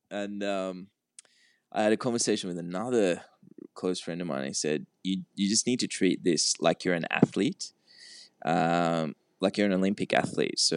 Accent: Sri Lanka; born there; moved away; It's where I, I was born in Sri Lanka, mm-hmm. but um, I hadn't been there since we moved here.

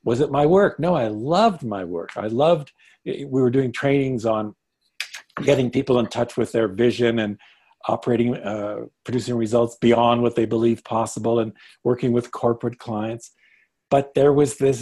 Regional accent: Canada; also born or lived in Toronto; I'm Canadian and U.S., I'm dual, but born and raised in Canada

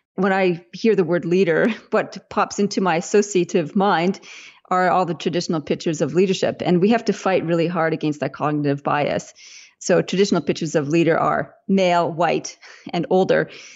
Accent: Winnipeg, Manitoba, Canada; now in Australia; I'm Canadian originally, even though I live in Australia now. So I was in grade school in Winnipeg in Canada

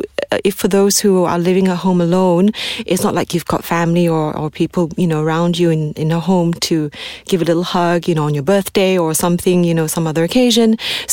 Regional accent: Malaysia; because we are Malaysian, right?

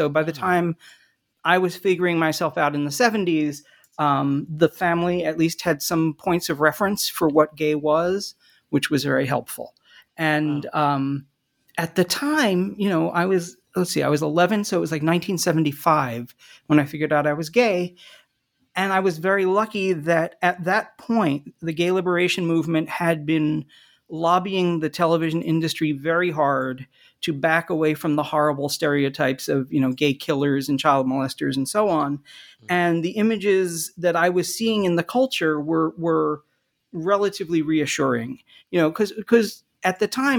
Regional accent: New Jersey, United States; Well, sure. I grew up in the Philadelphia area in southern New Jersey in the 1970s.

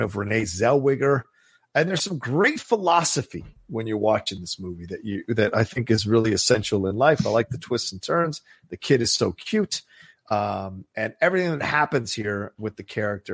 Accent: Virginia, United States; I grew up in Virginia

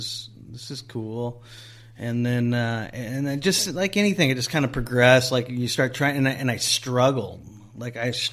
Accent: Huntington Beach, California, United States; Huntington Beach. So I'd fish like Huntington Central Park, or if I can make the truck, I'd go up to not that far, but to Mile Square Park.

